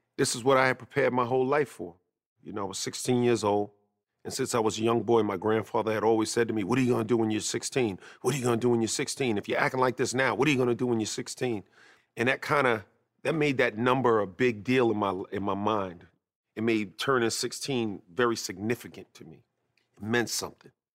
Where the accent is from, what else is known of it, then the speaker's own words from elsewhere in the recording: New York City, New York, United States; also born or lived in North Babylon, Long Island; I was raised in Queens, but I also spent a lot of time during my formative years in North Babylon, Long Island